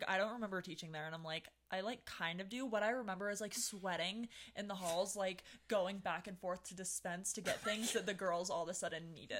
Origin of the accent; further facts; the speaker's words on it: California, United States; now in Utah, United States; I'm from California